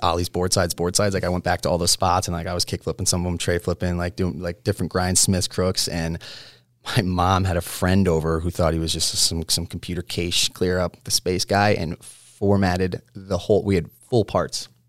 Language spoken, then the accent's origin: English; Connecticut, United States; moved away; I was born in Connecticut